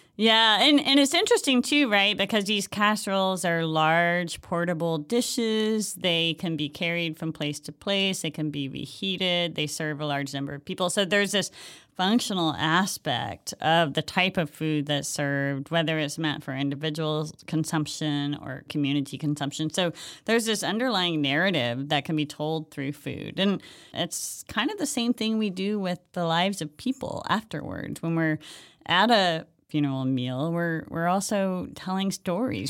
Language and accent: English; Hawaii, United States; moved away; I'm from Hawaii originally